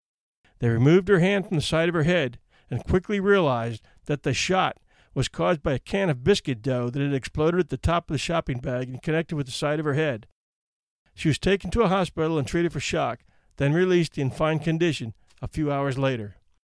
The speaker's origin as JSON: {"language": "English", "town": "Virginia Beach", "region": "Virginia", "country": "United States", "tie": "born or raised there", "said": "I thought it had happened in my hometown of Virginia Beach, at the Food Line on Virginia Beach Boulevard."}